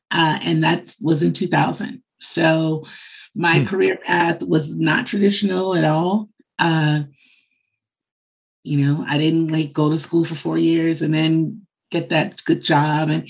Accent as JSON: {"language": "English", "town": "Chicago", "region": "Illinois", "country": "United States", "tie": "born or raised there", "said": "I'm from Chicago."}